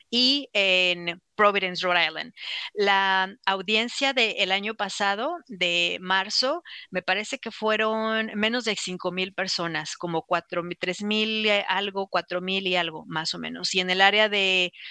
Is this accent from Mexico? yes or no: yes; Cancún, Quintana Roo, Mexico; moved away; Sí, de Cancún, Cancún, México. De Cancún.